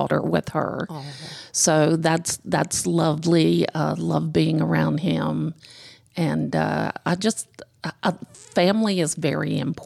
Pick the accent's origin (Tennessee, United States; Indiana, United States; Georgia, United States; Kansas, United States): Georgia, United States; Decatur; also born or lived in Gwinnett County, Georgia; I'm actually a born and raised Georgia girl. I was born in Decatur. I lived there for probably 25 years and then moved here out into Gwinnett